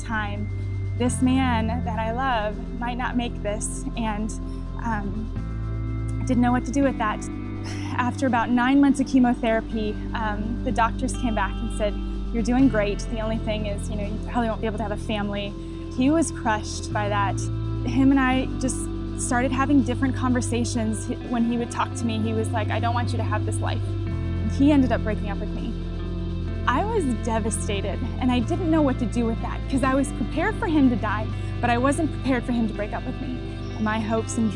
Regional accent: Chicago, Illinois, United States; I grew up in Chicago

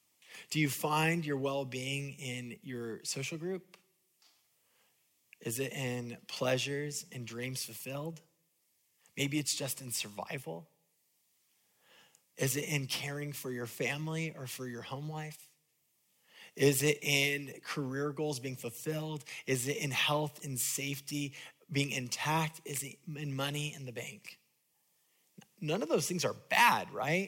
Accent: California, United States; moved away as an adult; my parents growing up in California would take us to Disneyland at least once a year

